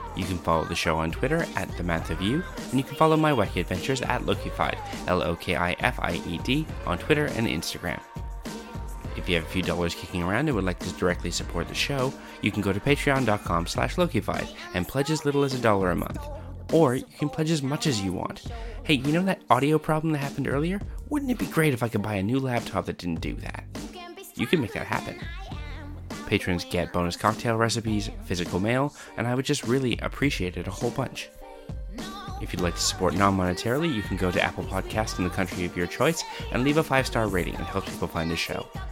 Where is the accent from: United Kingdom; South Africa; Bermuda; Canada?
Canada; moved away as an adult; now in Australia; I was raised in Canada